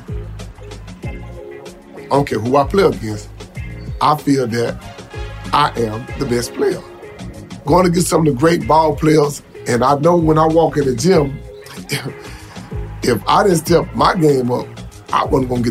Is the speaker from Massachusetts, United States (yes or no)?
no; Houston, Texas, United States; I'm from Houston, Texas. I grew up in Trinity Garden.